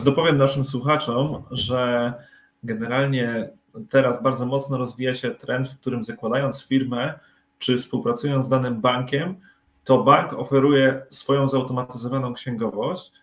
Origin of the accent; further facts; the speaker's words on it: Tricity, Pomeranian Voivodeship, Poland; jesteśmy z Trójmiasta